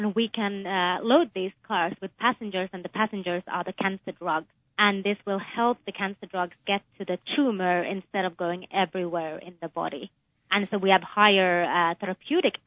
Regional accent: Finland; moved away as an adult; also born or lived in United Kingdom / Texas; now in United States; I was born in Finland, but I also spent some of my childhood in the UK

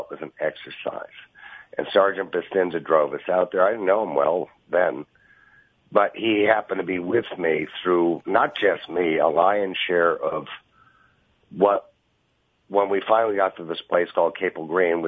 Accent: New York, United States; I'm from New York

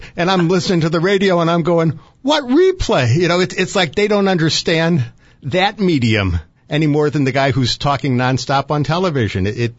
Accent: St. Louis, Missouri, United States; as a kid growing up in St. Louis

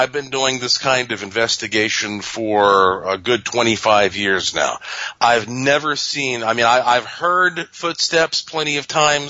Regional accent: North Carolina, United States; Well, because that I am from North Carolina and I have a museum and laboratory and ghost tours and all that there

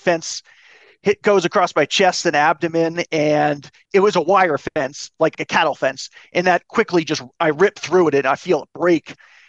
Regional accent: East Coast, United States; my family is from the East Coast. I'm originally from the East Coast, and they flew out immediately when they got the call from the hospital

